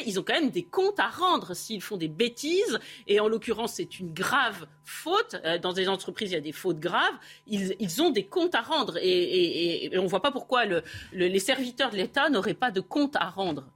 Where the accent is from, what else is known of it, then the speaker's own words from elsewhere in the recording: France; en tant que Français